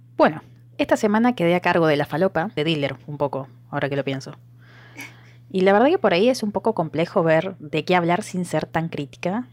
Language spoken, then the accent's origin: Spanish; Argentina; Yo soy de otra provincia